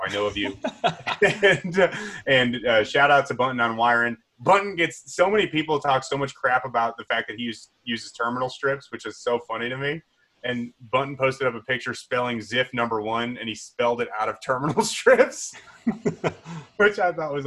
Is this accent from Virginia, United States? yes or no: no; Chicago suburbs, Illinois, United States; also born or lived in Wayne, Illinois; I grew up in the Chicago Burbs.